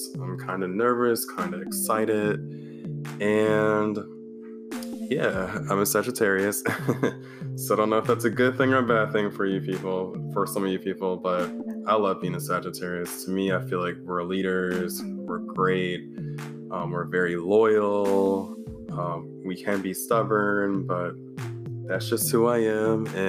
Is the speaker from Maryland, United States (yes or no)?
yes; Maryland, United States; I'm from the East Coast. I'm from Maryland, the DMV, which is DC, Maryland, Virginia. I've been here for my whole life, going on almost 30 years